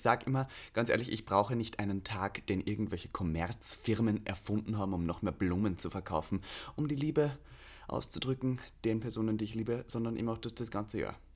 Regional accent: Austria; bei mir in Österreich

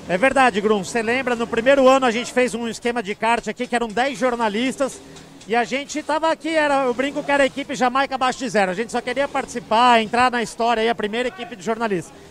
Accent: São Paulo, Brazil; eu sou do interior de São Paulo e para mim ser piloto era tipo ser astronauta

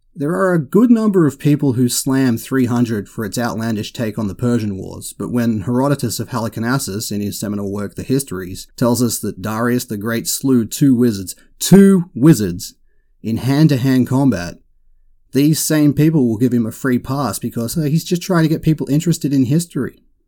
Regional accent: Australia; I can't help being Australian.

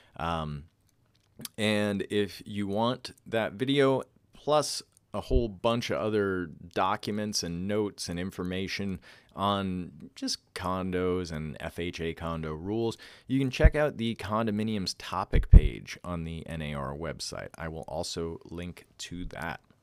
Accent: Northeast, United States; moved away as an adult; I grew up on the East Coast and the Northeast

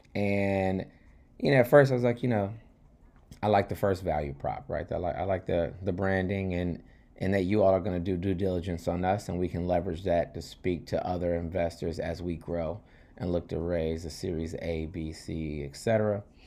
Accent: New York, United States; I'm, I'm a New Yorker, not in D C or Baltimore

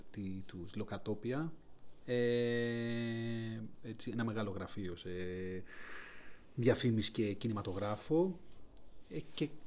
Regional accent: Athens, Attica, Greece; Για μένα είναι ούτως ή άλλως το εξωτικό άλλο, γιατί είμαι από την Αθήνα, επομένω mm.

